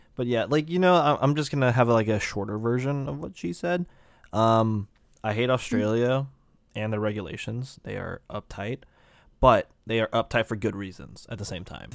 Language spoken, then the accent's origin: English; United States; me being an American